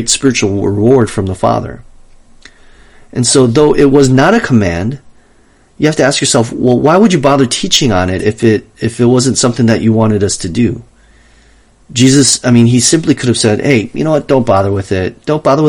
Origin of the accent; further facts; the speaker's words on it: Wisconsin, United States; now in Los Angeles, United States; Growing up in Wisconsin